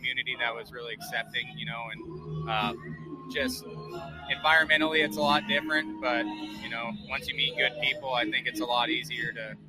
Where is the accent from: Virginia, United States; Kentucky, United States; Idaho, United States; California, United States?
Idaho, United States; moved away as an adult; now in Iowa, United States; Yep, born and raised in Idaho.